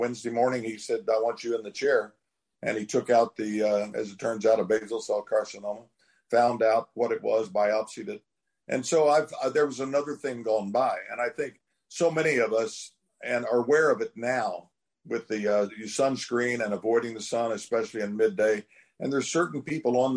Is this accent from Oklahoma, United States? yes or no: yes; Oklahoma, United States; growing up in Oklahoma, working in the fields, chopping cotton and combining peanuts and pulling cotton